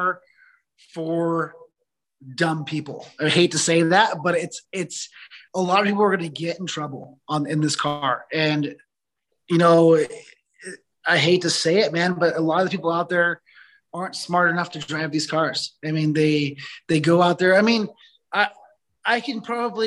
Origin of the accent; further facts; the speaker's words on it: Southern California, United States; moved away as an adult; now in Northern California, United States; Growing up in Southern California